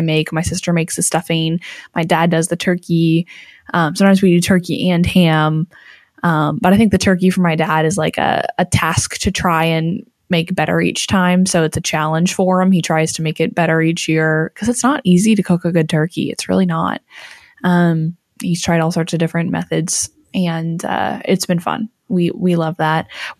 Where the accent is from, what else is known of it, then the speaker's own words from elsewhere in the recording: Washington, United States; I grew up in Washington